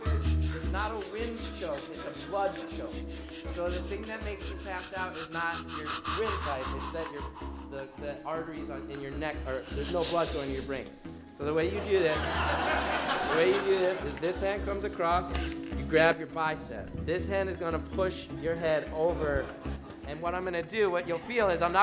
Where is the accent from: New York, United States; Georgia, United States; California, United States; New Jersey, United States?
New Jersey, United States; I grew up in New Jersey